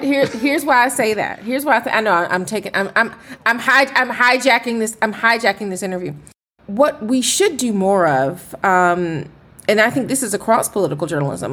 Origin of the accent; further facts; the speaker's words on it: Atlanta, Georgia, United States; I am from Atlanta